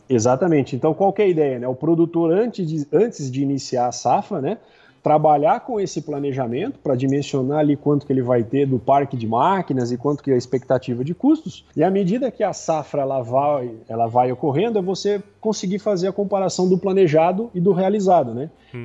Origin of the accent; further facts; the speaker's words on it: Piracicaba, São Paulo, Brazil; eu sou de Piracicaba